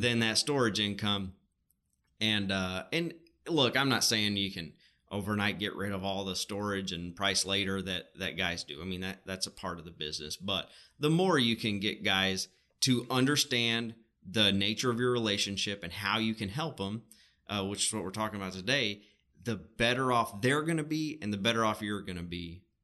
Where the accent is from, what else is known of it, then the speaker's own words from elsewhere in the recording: Arkansas, United States; we're both from Arkansas